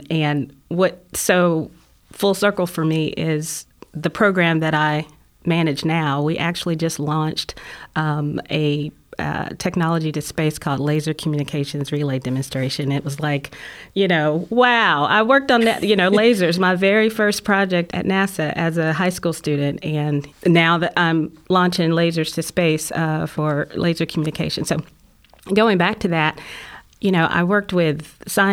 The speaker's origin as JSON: {"language": "English", "town": "Huntsville", "region": "Alabama", "country": "United States", "tie": "born or raised there", "said": "I grew up here in Huntsville"}